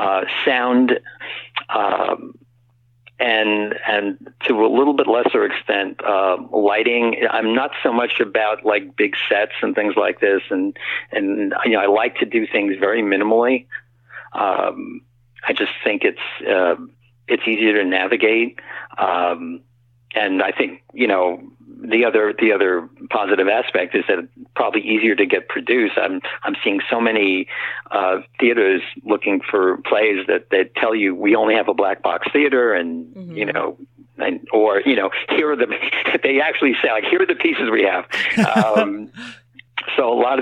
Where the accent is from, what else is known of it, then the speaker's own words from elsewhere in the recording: New York City, New York, United States; I grew up in the Bronx and lived the first 50 years of my life there.